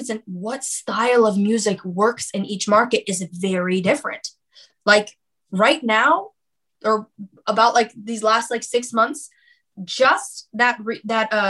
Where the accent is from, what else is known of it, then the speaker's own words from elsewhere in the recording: United States; As an American